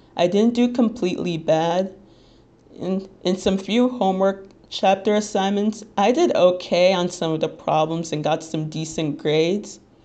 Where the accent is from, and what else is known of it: Little Ferry, New Jersey, United States